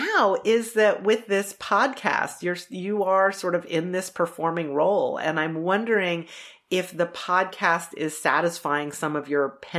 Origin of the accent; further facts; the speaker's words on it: Charlottesville, Virginia, United States; And I'm growing up in Charlottesville, Virginia. So everybody legit has a Southern drawl, like me least of all.